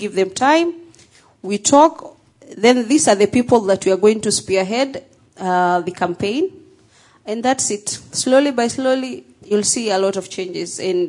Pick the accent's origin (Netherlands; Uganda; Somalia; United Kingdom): Somalia; People like me. I come from the Somali community.